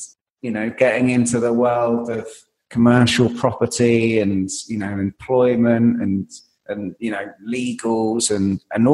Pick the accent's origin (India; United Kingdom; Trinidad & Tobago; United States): United Kingdom; London; I grew up in Wood Green in North London